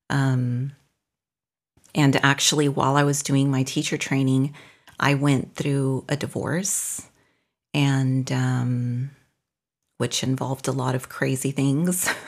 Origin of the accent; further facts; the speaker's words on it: North, Mexico; also born or lived in Brussels / Austin, Texas; now in Belgium; before that, I lived in Brussels, and before that, I lived in Austin, Texas. And before that, I'm from Mexico, from the north of Mexico.